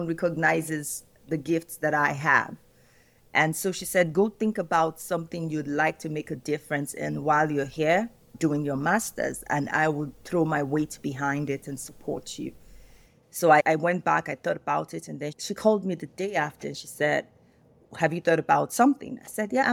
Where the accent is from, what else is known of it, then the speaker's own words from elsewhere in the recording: Nigeria; Nigeria, my home country.